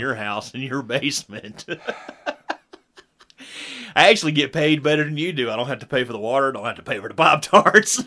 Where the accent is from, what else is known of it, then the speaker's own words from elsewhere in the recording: the South, United States; as a Southerner